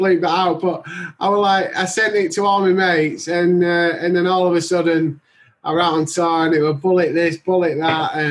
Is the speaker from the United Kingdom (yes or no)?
yes; Huddersfield, Yorkshire and the Humber, United Kingdom; I'm in England. I'm in just next to my hometown, Huddersfield.